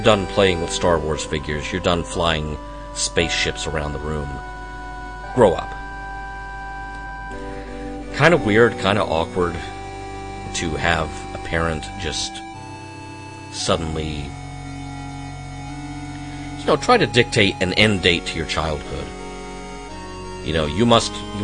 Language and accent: English; Arkansas, United States; I was born and raised in Arkansas